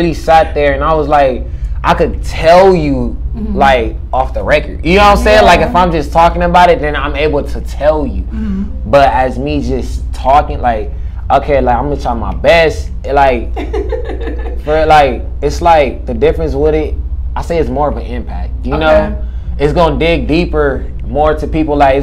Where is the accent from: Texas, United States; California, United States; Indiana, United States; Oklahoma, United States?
California, United States; Victorville; now in Las Vegas, United States; I'm from the Ville.